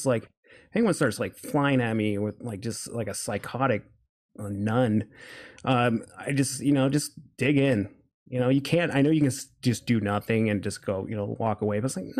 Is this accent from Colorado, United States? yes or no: no; Reno, Nevada, United States; born there; Well, I was born in Reno, Nevada.